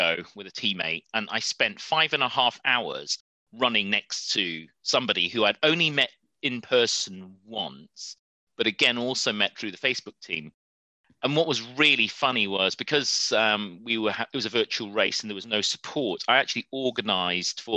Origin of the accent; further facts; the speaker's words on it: Preston, North West England, United Kingdom; now in London, United Kingdom; I was born in Preston, in Lancashire